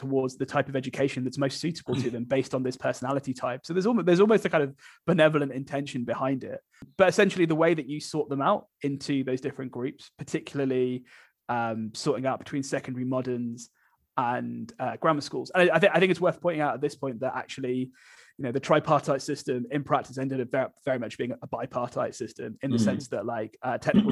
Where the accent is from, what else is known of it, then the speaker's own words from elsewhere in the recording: Birmingham, West Midlands, United Kingdom; I grew up in Birmingham